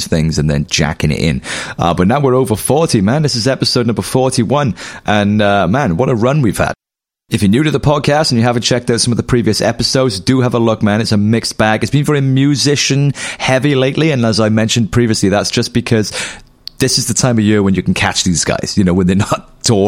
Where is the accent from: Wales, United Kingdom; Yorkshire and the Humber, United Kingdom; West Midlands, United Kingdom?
Wales, United Kingdom; Pontypool; where I was raised in Pontypool